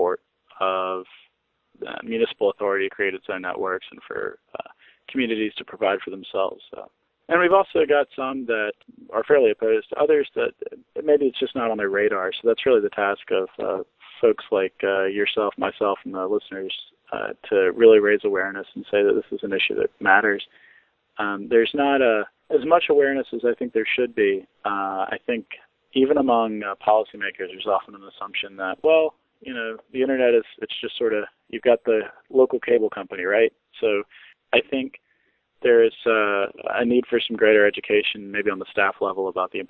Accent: Wilson, North Carolina, United States; Wilson, North Carolina, Greenlight, a municipal broadband network, my hometown

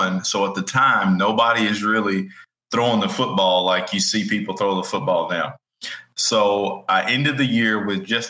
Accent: Rusk, Texas, United States; also born or lived in Oklahoma; born and raised in Rust, Texas, a little small town out in East Texas

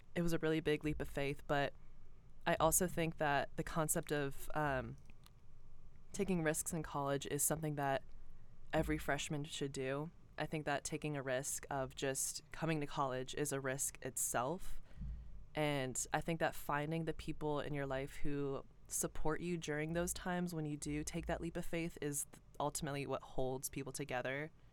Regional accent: Cumming, Georgia, United States; I grew up in Cumming, Georgia. I'm from Forsyth County

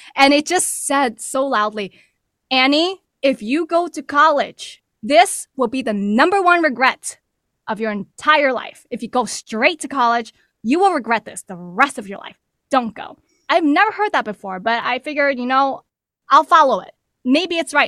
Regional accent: New York City, New York, United States; originally born and raised in New York City to working class Chinese immigrants

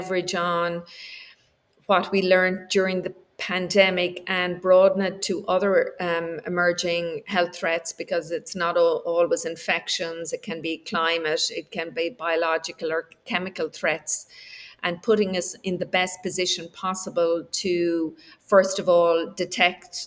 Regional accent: Ireland; also born or lived in United States; we're Irish

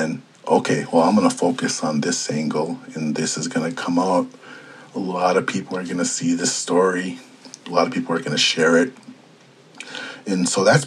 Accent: Ponemah, Minnesota, United States; moved away as an adult; I grew up in Panema on the Red Lake Res, and I spent basically the first 18 years of my life up there

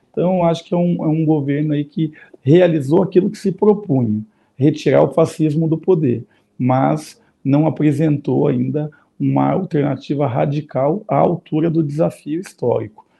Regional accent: Curitiba, Paraná, Brazil; eu vou falar da minha experiência enquanto curitibano e paranaense

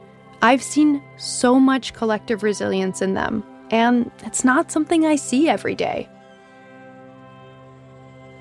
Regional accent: Midwest, United States; now in Los Angeles, United States; I'm from the Midwest

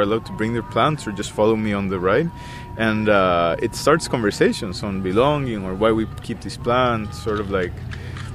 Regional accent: Costa Rica; now in Victoria, Canada; I am an artist from Costa Rica, and I am currently living in Victoria.

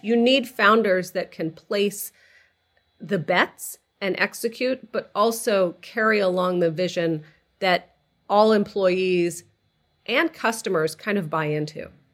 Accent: outside of Boston, Massachusetts, United States; moved away as an adult; also born or lived in California; I grew up outside of Boston. I, like you, I'm a child of Egyptian immigrants to the country

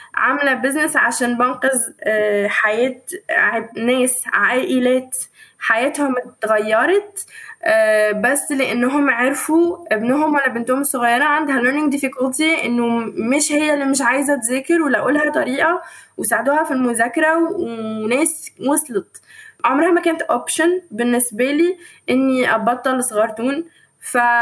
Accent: Egypt; moved away; also born or lived in Tunisia; أنا بقى أفتخر وأقول إني بنت مصر

